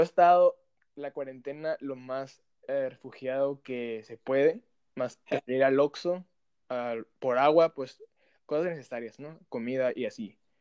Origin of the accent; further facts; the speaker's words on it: Mexicali, Baja California, Mexico; Somos originarios de Mexicali, Baja California.